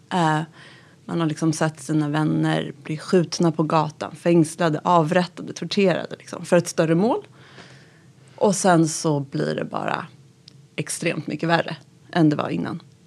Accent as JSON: {"language": "Swedish", "town": "Gustavsberg", "region": "Stockholm County", "country": "Sweden", "tie": "born or raised there", "also_born_or_lived": "Tehran, Iran", "said": "växte upp i Gustavsberg"}